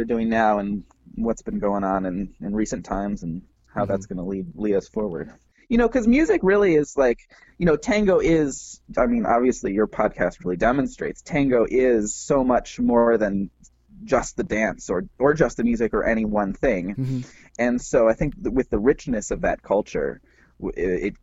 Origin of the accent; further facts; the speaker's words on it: Wisconsin, United States; now in Washington, D.C., United States; I live in Washington, D.C., but I'm from Wisconsin.